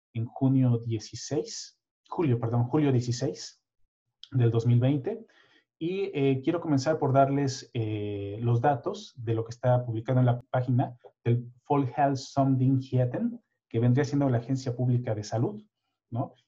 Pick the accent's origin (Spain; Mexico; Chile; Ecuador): Mexico; now in Sweden; nuestra experiencia muy personal de mexicanos